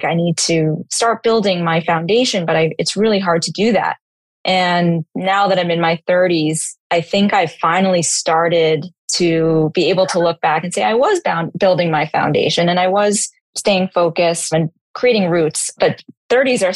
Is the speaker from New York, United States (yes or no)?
yes; New York City, New York, United States; growing up in New York City and being exposed to a lot very early on